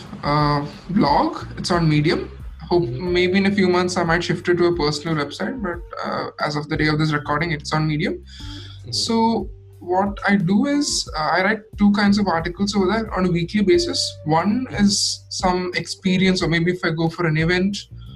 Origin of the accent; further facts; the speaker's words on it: Kerala, India; I am from Kerala.